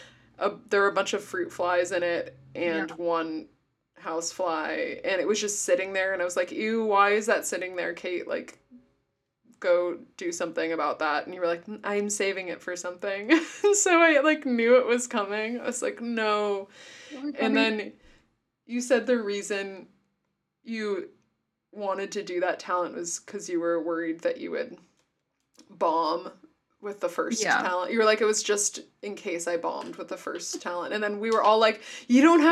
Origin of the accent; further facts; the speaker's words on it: Palo Alto, California, United States; what it was like growing up in Palo Alto